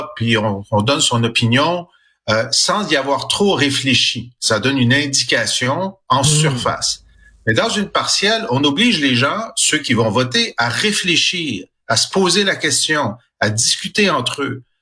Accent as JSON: {"language": "French", "region": "Quebec", "country": "Canada", "said": "On est des Québécois"}